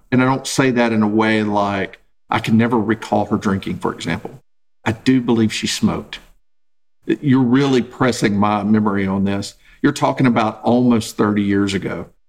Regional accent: Texas, United States; now in Oklahoma, United States; I'm originally from Texas, living in Oklahoma

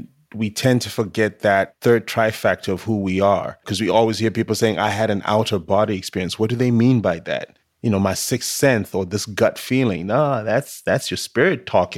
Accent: Zimbabwe; moved away; born and raised in Zimbabwe, you know, my people practice a lot of spirituality

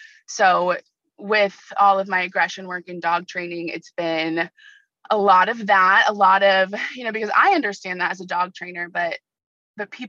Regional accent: Ventura County, Southern California, United States; also born or lived in Oregon / San Diego; I wanted to come back to Southern California. It's where I'm from. I grew up in Ventura County.

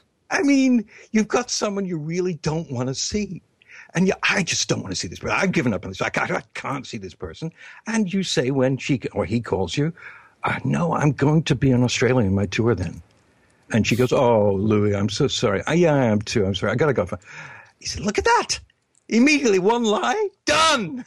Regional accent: England, United Kingdom; When I was growing up in England

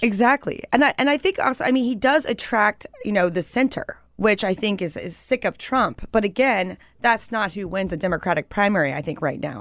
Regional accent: Western Pennsylvania, United States; I'm not from New York. I'm from Western Pennsylvania

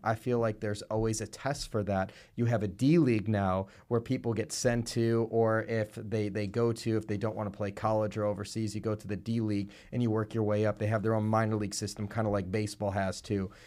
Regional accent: Buffalo Grove, Illinois, United States; I grew up in Buffalo Grove

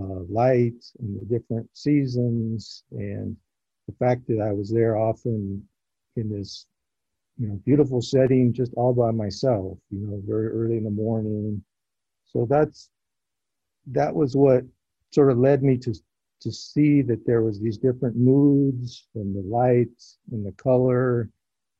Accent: Southern California, United States; I grew up in Southern California

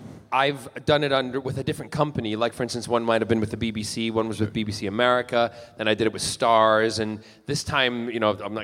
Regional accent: United Kingdom; born there; also born or lived in United States; I've been actually in Britain. I'm British by birth, and I'm a naturalized American citizen, but I've been longer in the UK than I have been in the US.

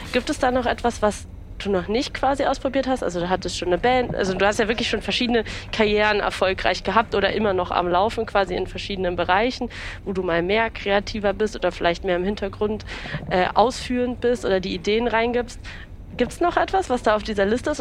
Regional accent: Berlin, Germany; ich bin ja in Berlin geboren, habe eine Familie, die aus dem Osten kommt

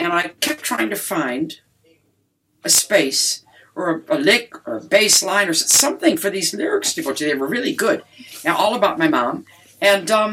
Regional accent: Detroit, Michigan, United States; I'm from Detroit

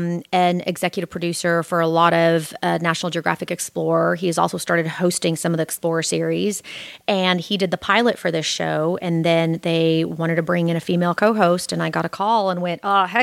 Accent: Bartlesville, Oklahoma, United States; first language Polish; English is a second language; moved away as an adult; also born or lived in Warsaw, Poland; now in Los Angeles, United States; And we came over in 81 and landed in Bartlesville, Oklahoma.

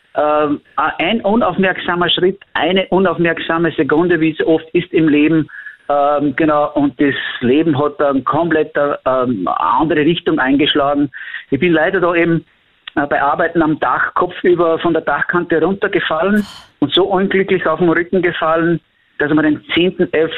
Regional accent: Austria; bei uns in Österreich

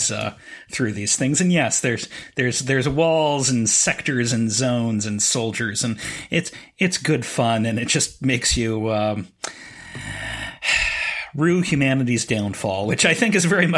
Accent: San Francisco Bay Area, California, United States; when I was growing up in the San Francisco Bay Area. Yes, I am confirming I am an old man.

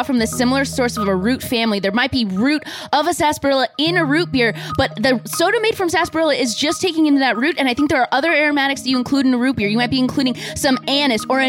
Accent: Yorba Linda, California, United States; also born or lived in Los Angeles, California; I'm from Yorba Linda, California

